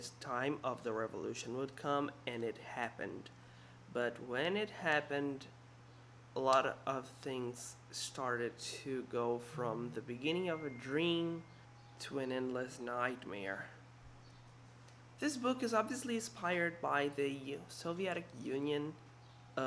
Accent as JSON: {"language": "English", "country": "Brazil", "said": "I'm from Brazil"}